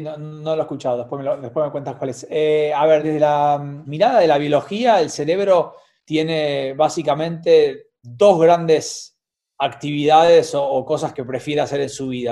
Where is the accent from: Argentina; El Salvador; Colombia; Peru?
Argentina; Buenos Aires; como porteño y argentino